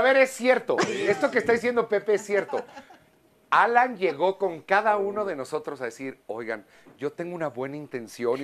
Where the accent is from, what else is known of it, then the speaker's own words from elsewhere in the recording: Mexico; como mexicanos